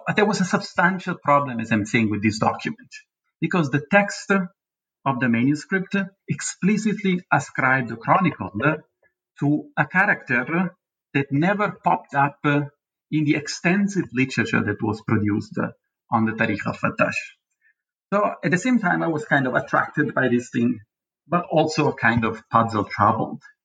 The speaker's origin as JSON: {"language": "English", "town": "Naples", "region": "Campania", "country": "Italy", "tie": "born or raised there", "moved": "yes", "said": "in this city, in Naples, my hometown"}